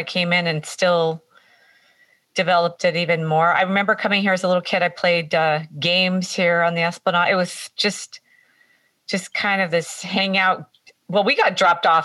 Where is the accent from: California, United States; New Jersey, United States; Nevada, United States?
California, United States; Santa Cruz; also born or lived in Live Oak, California; I grew up on Bay Street.